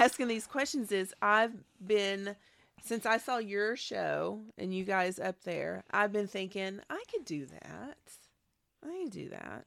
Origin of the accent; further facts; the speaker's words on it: Nashville, Tennessee, United States; I grew up in Nashville